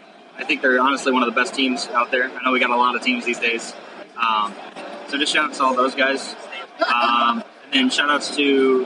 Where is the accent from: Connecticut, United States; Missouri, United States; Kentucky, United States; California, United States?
Missouri, United States; St. Louis; All the guys are from Kansas except for me. I'm from St. Louis.